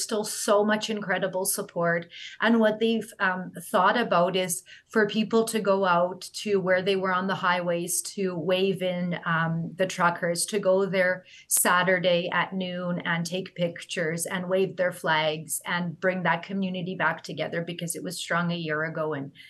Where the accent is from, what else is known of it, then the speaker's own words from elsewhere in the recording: Canada; you as a Canadian should reach out to your MPs.